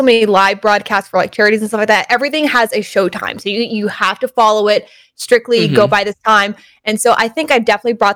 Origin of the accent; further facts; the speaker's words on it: Stockton, California, United States; moved away as an adult; also born or lived in Belmont / San Mateo / Redwood City; I was born and raised in Stockton, and then I went to college in Belmont, but I lived in San Mateo, Redwood City for about 3 years